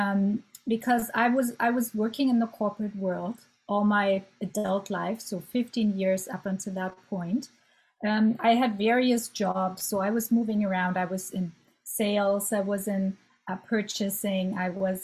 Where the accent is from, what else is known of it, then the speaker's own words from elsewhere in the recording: Germany; moved away as an adult; also born or lived in Ottawa, Canada; now in Canada; So I'm German. I'm born and raised in Germany